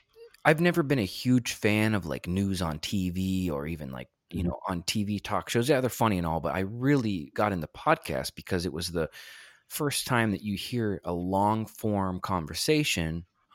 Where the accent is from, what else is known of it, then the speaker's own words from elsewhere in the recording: Texas, United States; born there; in Texas, and my biological father was out of the picture.